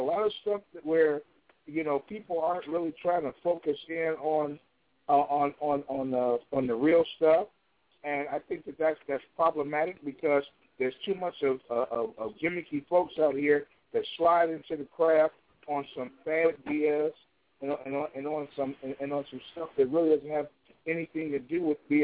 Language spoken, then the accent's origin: English; Chicago, Illinois, United States; Chicago, my hometown